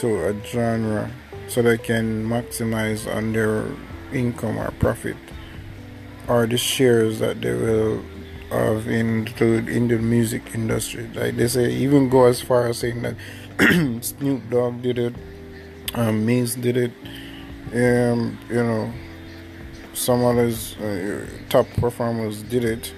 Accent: Jamaica; accent: Jamaican; I'm Jamaican, so my accent will show.

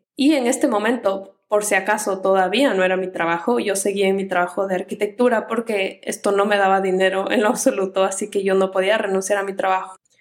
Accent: Ecuador; yo soy ecuatoriana

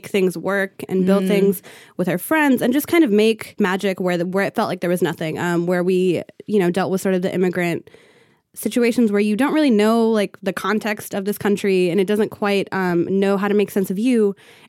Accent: California, United States; So I grew up in Southern California. Both of my parents came here from Ethiopia in the early 1980s.

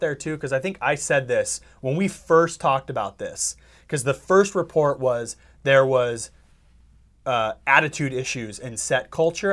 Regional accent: Bay Area, California, United States; moved away; I'm from the Bay Area

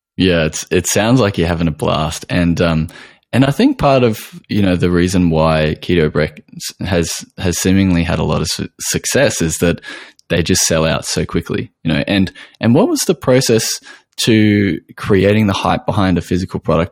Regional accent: Australia

